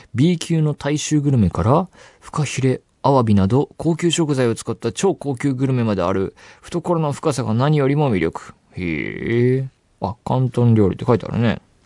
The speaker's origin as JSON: {"language": "Japanese", "region": "Saitama", "country": "Japan", "tie": "born or raised there", "said": "埼玉県僕出身ですけど"}